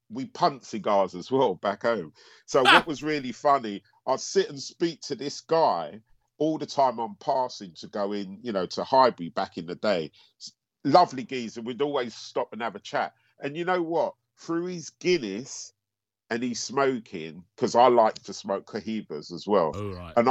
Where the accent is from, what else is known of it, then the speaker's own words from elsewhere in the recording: Antigua & Barbuda; Because we're both from Antigua.